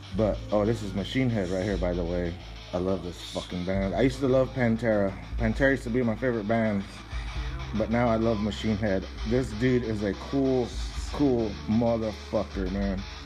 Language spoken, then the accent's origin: English; Texas, United States; We're from Texas, the fucking flatlands, the land of the Comanches.